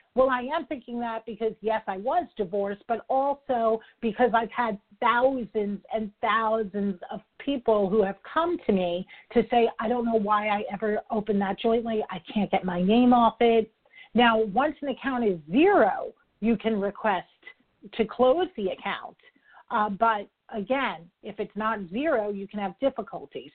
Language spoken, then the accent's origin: English; New York, United States; I'm a New Yorker